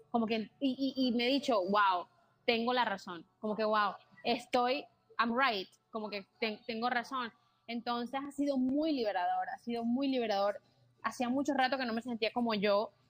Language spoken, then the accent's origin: Spanish; Caribbean coast, Colombia; pero es de Colombia, ¿ya? Y es de la costa, de donde yo soy también.